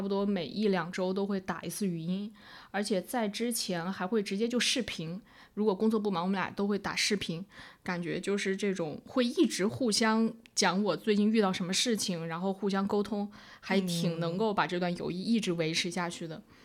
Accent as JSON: {"language": "Chinese", "country": "China", "also_born_or_lived": "Hong Kong / Shanghai", "moved": "as an adult", "said": "我们大陆人"}